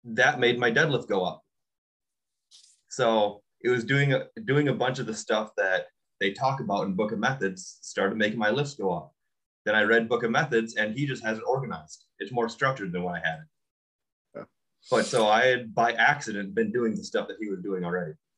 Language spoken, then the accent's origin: English; Iola, Wisconsin, United States; also born or lived in Stevens Point, Wisconsin / Appleton, Wisconsin; I grew up in Iola, Wisconsin